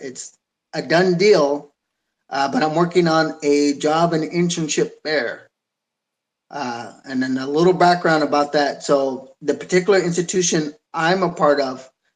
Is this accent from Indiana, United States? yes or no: no; San Jose, California, United States; I'm fourth generation from San Jose